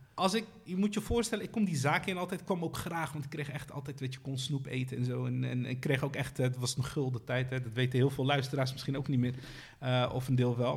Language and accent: Dutch; Rotterdam, South Holland, Netherlands; je wordt eh, gevormd dan in de wijk waar ik ben opgegroeid.